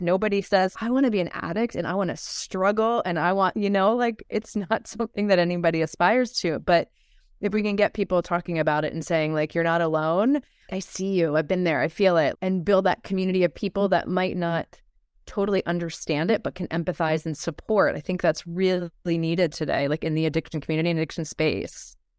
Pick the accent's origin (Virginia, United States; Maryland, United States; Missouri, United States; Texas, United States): Maryland, United States; Baltimore; I grew up in Maryland and Baltimore.